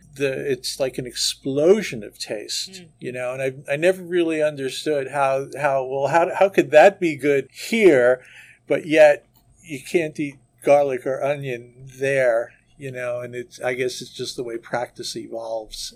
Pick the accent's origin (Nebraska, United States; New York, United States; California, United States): New York, United States; New York City; moved away; I was born and raised in New York City, went to school there, went to college there, and worked there for years